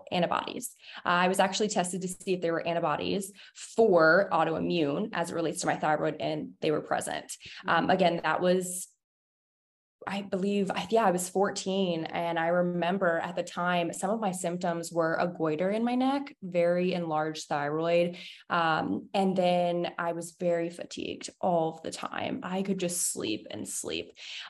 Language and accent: English; Fauquier County, Northern Virginia, United States; also born or lived in Eastern Panhandle, West Virginia; now in West Virginia, United States; live in the Eastern Panhandle of West Virginia, about 30 minutes from Northern Virginia and 30 minutes from Maryland. However, I'm originally from Northern Virginia, around Fauquier County, which let's just say is about an hour or so, an hour and 15 from DC.